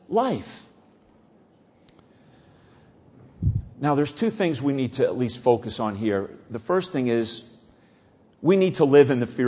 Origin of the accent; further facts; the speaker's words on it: New Jersey, United States; I grew up here in New Jersey